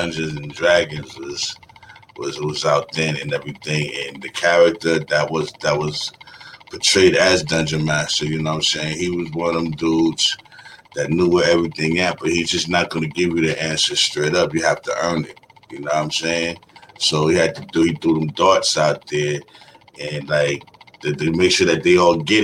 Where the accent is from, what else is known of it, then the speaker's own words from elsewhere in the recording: New York City, New York, United States; I came from Brooklyn, New York, you know what I'm saying? Born in Bed-Stuy